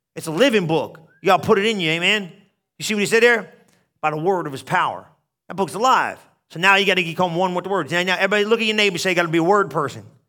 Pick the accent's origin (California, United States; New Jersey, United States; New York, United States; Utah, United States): New Jersey, United States; moved away; I was from New Jersey